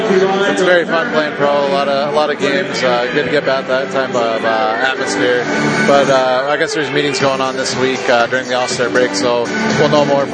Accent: California, United States; Yeah, the Ontario Reign, they're about 15 minutes from my hometown, so we go play them. It's like a home game for me.

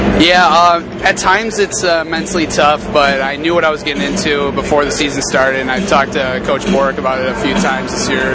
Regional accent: Muskego, Wisconsin, United States; moved away as an adult; I'm from Muskego, Wisconsin, which is about 20 minutes south of Milwaukee

